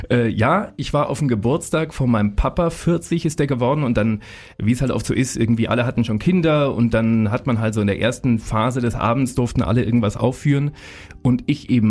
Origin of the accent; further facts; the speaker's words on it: Munich, Bavaria, Germany; Das ist ja schon mal als Münchner Kindl was Besonderes.